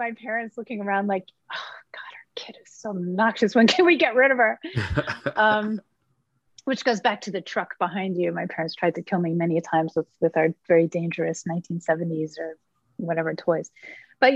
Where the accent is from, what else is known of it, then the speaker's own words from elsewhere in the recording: Philadelphia, Pennsylvania, United States; I'm from Philly